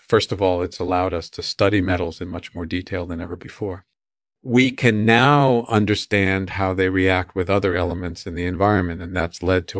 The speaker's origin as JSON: {"language": "English", "town": "New York City", "region": "New York", "country": "United States", "tie": "born there", "said": "Yeah, I was born in 1951 in New York City."}